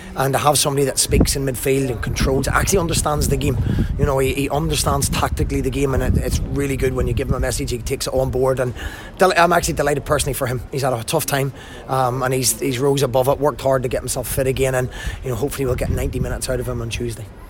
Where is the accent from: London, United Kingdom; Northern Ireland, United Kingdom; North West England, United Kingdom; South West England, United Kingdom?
Northern Ireland, United Kingdom; Belfast; also born or lived in Glasgow; now in Morecambe, United Kingdom; I grew up in Belfast and I, had most of my management career in Glasgow